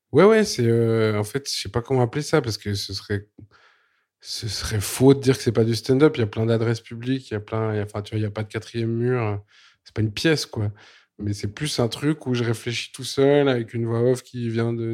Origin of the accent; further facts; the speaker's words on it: Switzerland; Je suis suisse